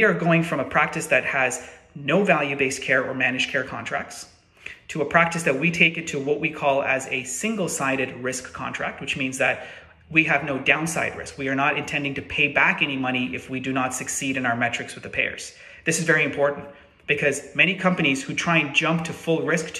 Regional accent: Canada; as a Canadian myself

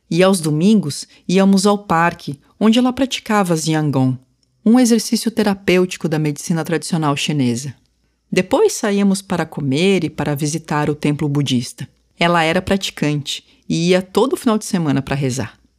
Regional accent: Florianópolis, Santa Catarina, Brazil; Tenho lembranças da minha infância em Florianópolis, mas pouca coisa da cultura tradicional asiática.

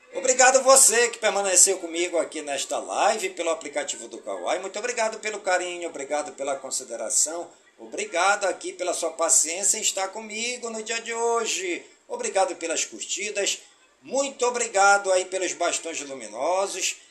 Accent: Careiro da Várzea, Amazonas, Brazil; em todas as comunidades do Careiro da Vazia, minha cidade natal

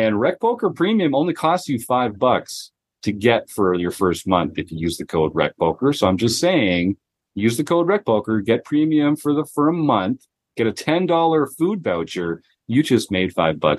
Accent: Canada; I'm from Canada

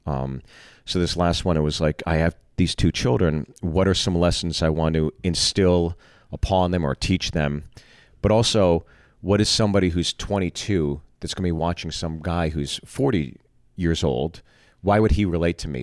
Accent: Pittsburgh, Pennsylvania, United States; also born or lived in Freehold, New Jersey; So I've always considered Pittsburgh my hometown.

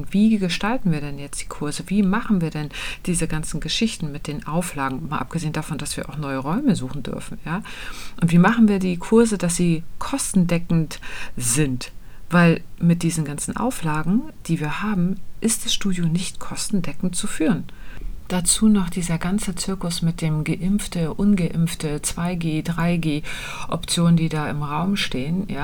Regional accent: Kühlungsborn, Mecklenburg-Vorpommern, Germany; bin nämlich im Urlaub in Kühlungsborn an der Ostsee. Da fahre ich einmal im Jahr hin, weil das eben meine Heimat ist.

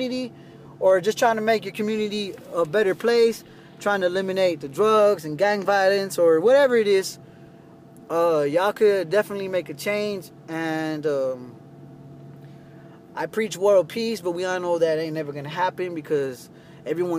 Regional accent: Texas, United States; I'm a United States citizen. I grew up in Texas

